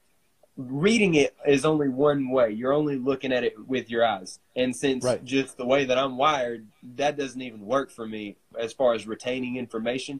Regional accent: Corinth, United States; my hometown

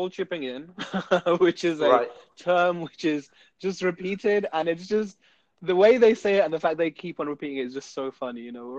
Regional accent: United Kingdom; we're just British

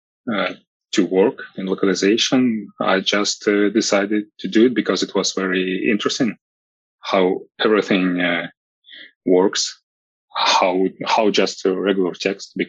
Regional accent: Moscow, Russia; I'm from Moscow, which is in Russia

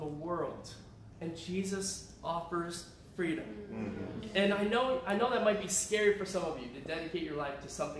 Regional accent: Syracuse, New York, United States; moved away; also born or lived in Riverside, California; I grew up in Syracuse.

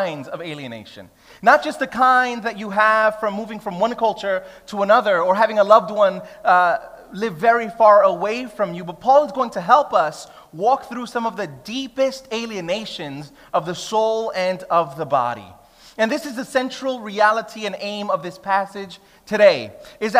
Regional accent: New York City, New York, United States; moved away as an adult; now in Sydney, Australia; I'm Puerto Rican, she's Greek-Egyptian, I grew up in Brooklyn

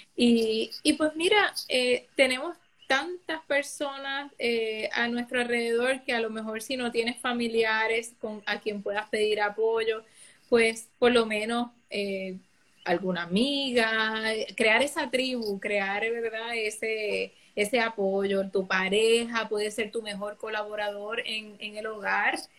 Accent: San Lorenzo, Puerto Rico; soy samaritana, soy natural de San Lorenzo

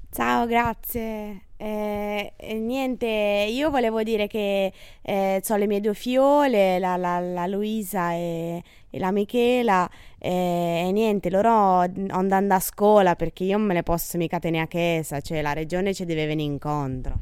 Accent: Perugia, Umbria, Italy; vengo da Perugia

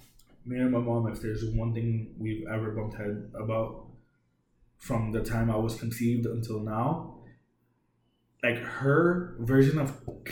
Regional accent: New York, United States; now in Puerto Rico; growing up in New York, I really didn't have a lot of friends. And even when I came here... so like I'm self-taught in Spanish.

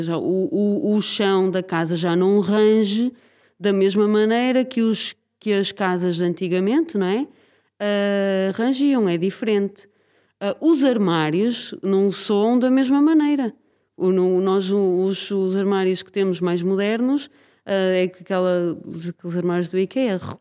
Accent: Braga, Norte, Portugal; now in Lisbon, Portugal; Quer dizer, eu sou de Braga, mas. Sou de Braga? Eu neste momento não sou, sou mais de Lisboa do que sou de Braga

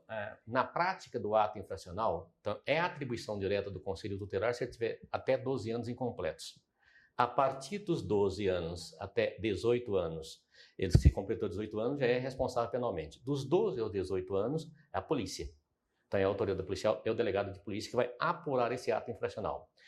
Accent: Araguaína, Tocantins, Brazil; also born or lived in Goiânia; Portanto, quando nós saímos lá de Araguaína, que viemos mudar para Goiânia, eu fui morar, qual era o bairro de periferia? Setor Pedro Ludovico, da época, que era Macambira.

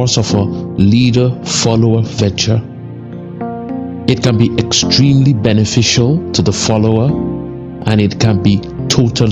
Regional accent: Nigeria; as a Nigerian

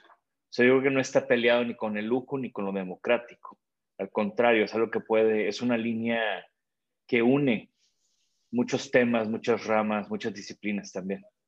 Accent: Tampico, Tamaulipas, Mexico; also born or lived in Japan; yo vengo de Tampico. En Tampico mi familia tiene desde hace mucho tiempo una empresa

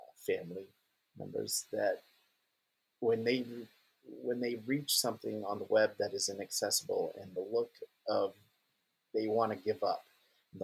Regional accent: a little town in New Hampshire, United States; also born or lived in Portland, Maine; I moved from Portland, Maine to a little town in New Hampshire

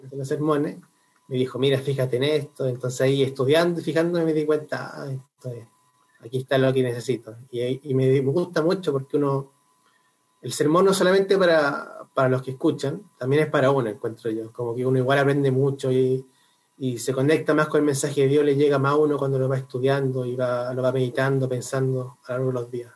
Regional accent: Concepción, Biobío, Chile; moved away as an adult; now in Santiago, Chile; yo soy oriundo de Concepción

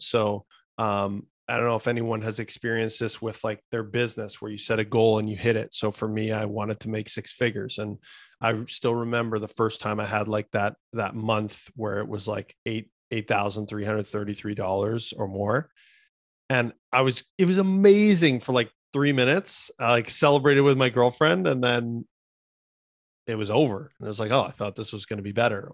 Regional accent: Canada; I'm a kid from Canada

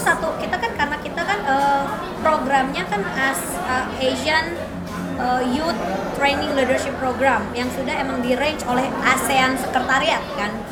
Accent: West Java, Indonesia; aku Jawa, Jawa Barat

